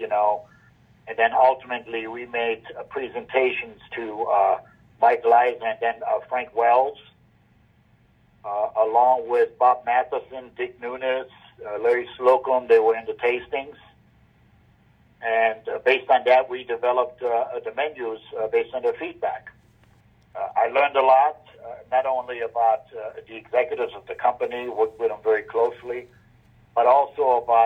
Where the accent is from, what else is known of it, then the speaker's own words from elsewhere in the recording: Germany; now in United States; as I was growing up in Germany